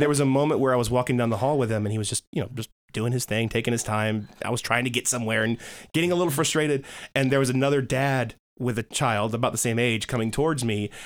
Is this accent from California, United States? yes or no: no; DeKalb County, Georgia, United States; I grew up in Georgia, uh, DeKalb County.